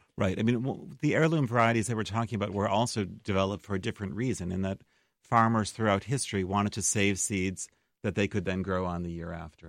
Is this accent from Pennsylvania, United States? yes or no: no; Chicago, Illinois, United States; also born or lived in Massachusetts; now in Decorah, United States; I was born in Chicago, but I actually was living out east for the past twenty-four years